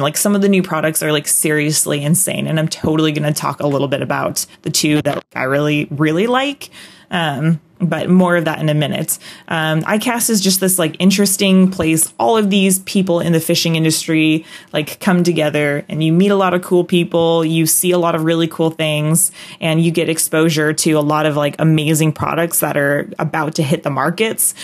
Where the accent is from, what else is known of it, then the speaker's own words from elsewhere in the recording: Aberdeen, Washington, United States; I'm a Northwest kid through and through. I mean, I was born in Aberdeen, Washington